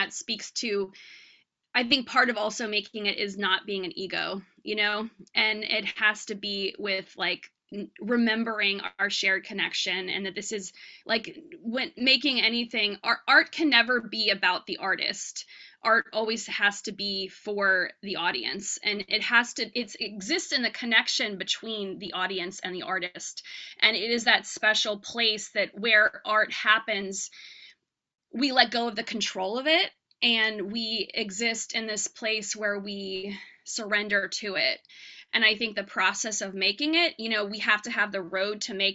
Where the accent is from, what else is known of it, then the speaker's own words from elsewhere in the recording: New York City, New York, United States; I'm a New Yorker